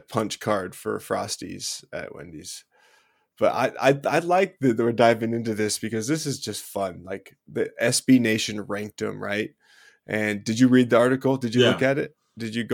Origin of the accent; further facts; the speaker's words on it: Utah, United States; I'm from Utah, so that was like what we grew up